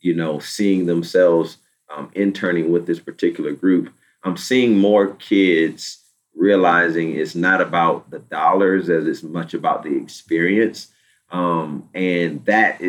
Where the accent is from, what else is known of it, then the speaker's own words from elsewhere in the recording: Virginia Beach, Virginia, United States; I'm from Virginia Beach, Virginia